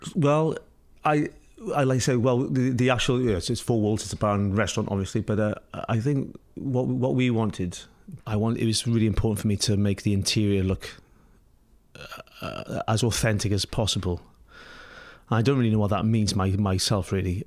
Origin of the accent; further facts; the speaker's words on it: Pembrokeshire, Wales, United Kingdom; moved away as an adult; now in New York, United States; growing up in Pembrokeshire